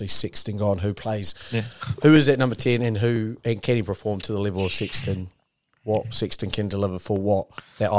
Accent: New Zealand; also born or lived in England; now in London, United Kingdom; I'm a Kiwi

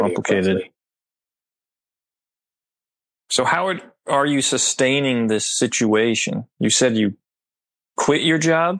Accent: New Jersey, United States; also born or lived in Oakland, California; I'm from New Jersey.

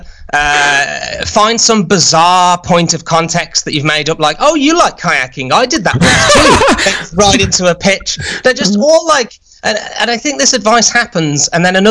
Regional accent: United Kingdom; as a Brit

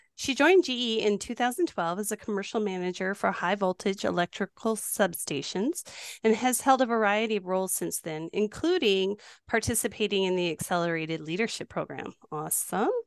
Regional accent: New Mexico, United States; moved away; also born or lived in Wisconsin; I grew up in New Mexico

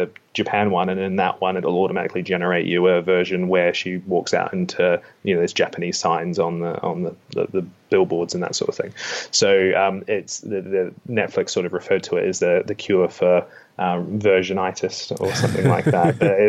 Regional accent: New Plymouth, Taranaki, New Zealand; accent: Kiwi; moved away; I'm from New Plymouth.

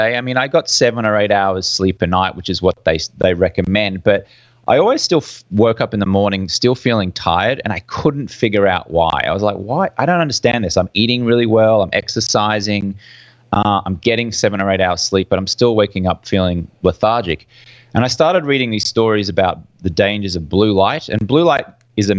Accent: Brisbane, Queensland, Australia; moved away as an adult; also born or lived in London; I'm from Brisbane, Australia, hence the funny accent you can hear

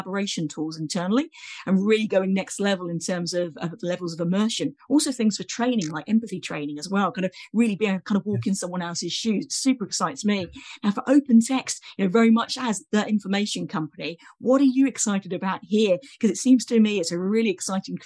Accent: United Kingdom; accent: British; my accent gives me away as a Brit here

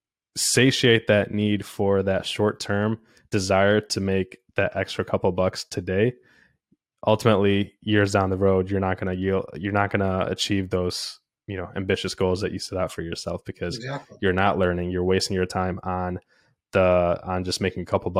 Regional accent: India; moved away; I was born in India

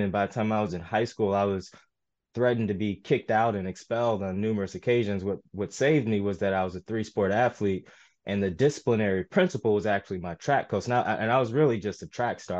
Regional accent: St. Louis, Missouri, United States; I was born in Saint Louis, uh, an area called U City

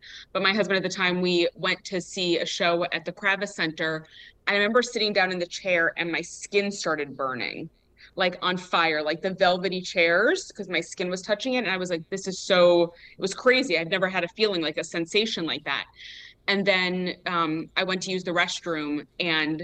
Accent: New York, United States; I was born in New York

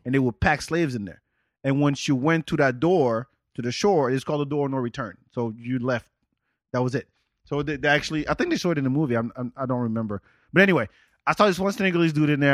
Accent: Senegal; moved away; also born or lived in North of France; I'm from Senegal

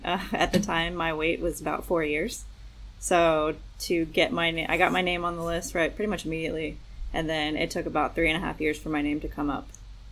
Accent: Iowa, United States; born there; I was born in Iowa when he was in the Coast Guard, and then he settled in Texas.

